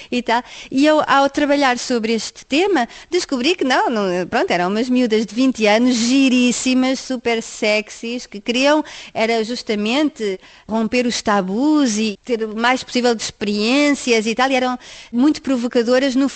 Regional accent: France; Em França existe isto já sou eu enquanto francesa a criticar a França

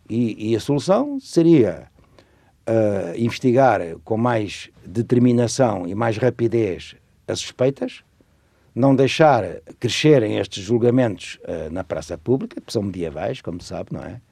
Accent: Lisbon, Portugal; moved away as an adult; also born or lived in Cuba, Alentejo / Guinea-Bissau / Zimbabwe; em Lisboa, onde, aliás, eu nasci, eu sou de Lisboa, estudei em Lisboa, casei em Lisboa.

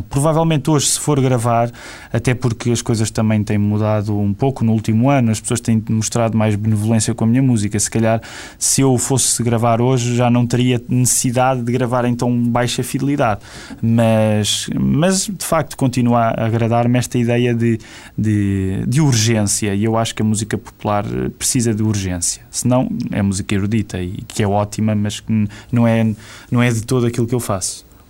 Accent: Queluz, Lisbon, Portugal; also born or lived in Amadora; isto acontece na Igreja Batista de Queluz, de onde, onde eu cresci, porque os meus pais vivem na Amadora

